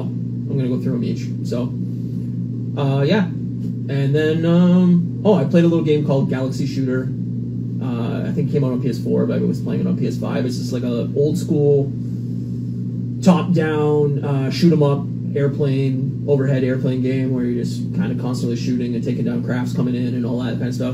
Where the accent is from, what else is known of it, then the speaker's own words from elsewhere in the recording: Canada; Being a Canadian